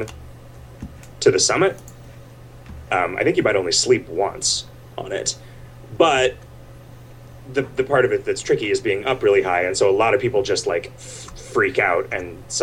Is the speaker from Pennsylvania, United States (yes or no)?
no; Arizona's Mile High City, United States; I grew up in Arizona's Mile High City.